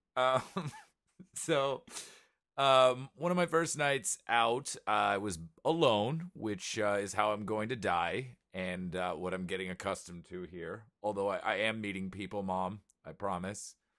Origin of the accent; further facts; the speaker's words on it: New York, United States; I was from New York